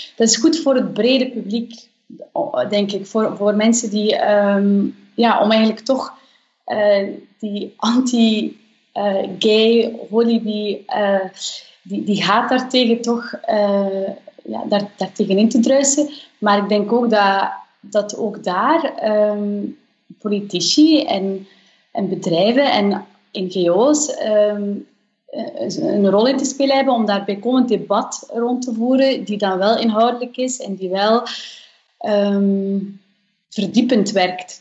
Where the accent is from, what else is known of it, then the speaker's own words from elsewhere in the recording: Flanders, Belgium; bij ons in Vlaanderen